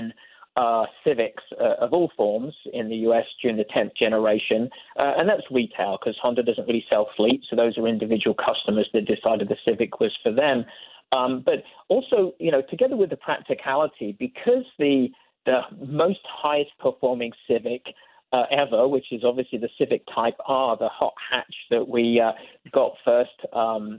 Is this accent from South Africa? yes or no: no; United Kingdom; now in United States; you and I being British expats